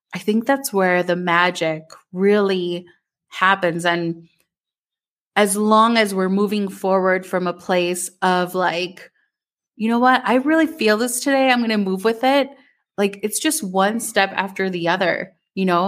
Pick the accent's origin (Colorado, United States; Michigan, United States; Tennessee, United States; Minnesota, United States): Minnesota, United States; growing up in Minnesota